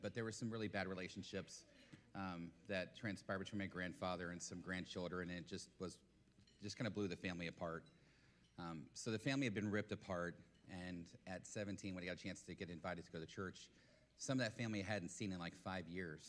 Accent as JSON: {"language": "English", "town": "Dallas", "region": "Texas", "country": "United States", "also_born_or_lived": "Oskaloosa, Iowa", "said": "1,200 miles from home. I was from Dallas-Fort Worth, from Texas"}